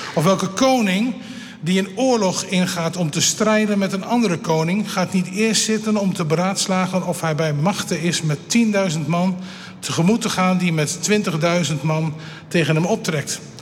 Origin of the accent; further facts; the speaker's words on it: Elburg, Gelderland, Netherlands; Ik kom van de Veluwe, Elburg